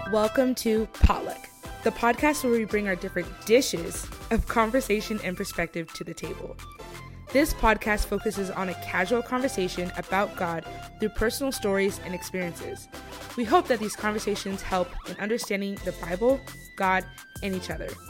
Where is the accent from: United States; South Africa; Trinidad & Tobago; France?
United States; Florida; growing up in Florida